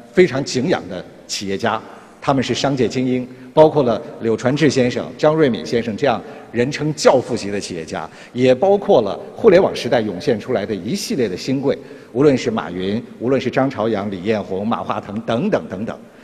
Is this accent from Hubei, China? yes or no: no; Xiamen, Fujian, China; moved away as an adult; now in Beijing, China; 也许我需要跟我的故乡，跟南方有一次艰难的告别，因为北方的这个事业平台可能可以给我更大的一个发展空间，给我一个更宽广的视野。于是在依依惜别当中，这样的告别仪式也必须举行，远离厦门，入住了北京